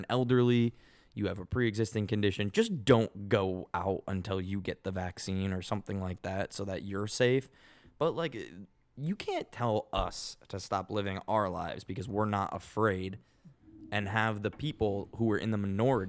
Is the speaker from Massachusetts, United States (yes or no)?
yes; Boston, Massachusetts, United States; accent: Boston; And the male bartender next to her goes, "Oh yeah, you from Boston too?" And he like made fun of my accent.